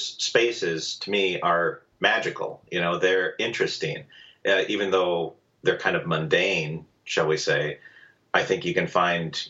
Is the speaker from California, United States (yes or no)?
no; Madison, Wisconsin, United States; moved away as an adult; also born or lived in Italy / Milwaukee, Wisconsin; I'm from Madison, Wisconsin, originally. Spent the first 18 years there